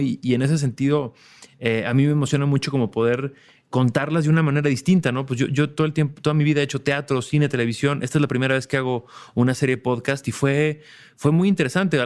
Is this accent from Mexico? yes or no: yes; Mexico; como mexicanos, al, bueno, al menos yo crecí como escuchando